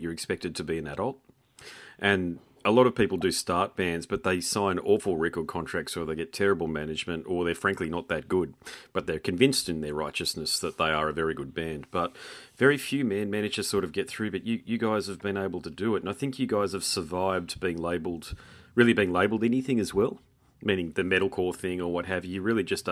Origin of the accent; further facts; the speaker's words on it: Gold Coast, Queensland, Australia; I'm from the Gold Coast